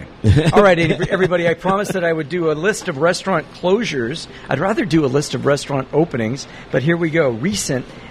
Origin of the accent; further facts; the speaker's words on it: Pasadena, California, United States; Pasadena, my hometown